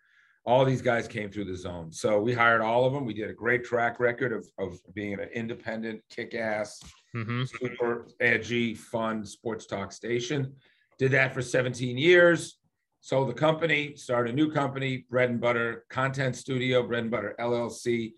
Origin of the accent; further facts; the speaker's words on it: Newton, Massachusetts, United States; moved away as an adult; also born or lived in New Orleans, Louisiana; now in Atlanta, United States; Great town, Newton, Massachusetts. 70s, so fun.